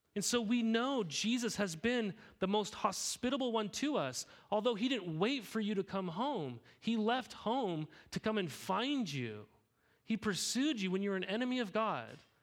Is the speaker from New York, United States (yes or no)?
no; Helena, Montana, United States; now in Corvallis, United States; I grew up in Helena, Montana